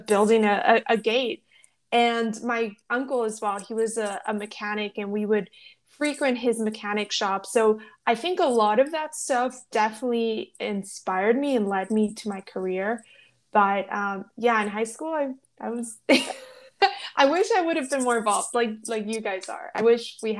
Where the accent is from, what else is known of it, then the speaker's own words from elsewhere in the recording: Los Angeles, California, United States; moved away; also born or lived in Mexico / Yuma, Arizona; I was born in Mexico. I grew up in Los Angeles, and then we moved to Arizona, and we moved to a small agricultural town, of Yuma, Arizona